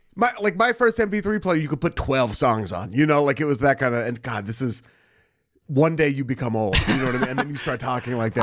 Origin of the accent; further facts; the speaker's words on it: Beaverton, Oregon, United States; I'm from Portland, Oregon. I'm from Beaverton, Oregon, if anyone wants to get really specific, which is a suburb of Portland, Oregon